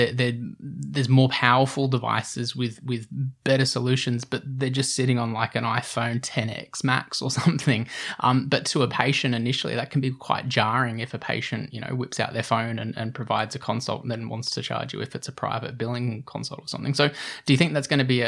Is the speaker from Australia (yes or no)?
yes; Australia; being an Australian